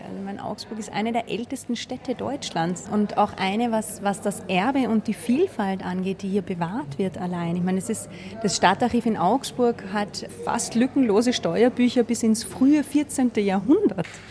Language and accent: German; Austria; als Österreicher läuft man durch die Welt